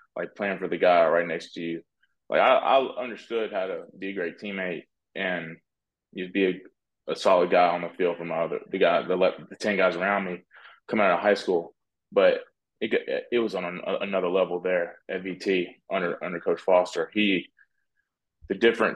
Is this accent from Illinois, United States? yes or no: no; North Carolina, United States; I'm from North Carolina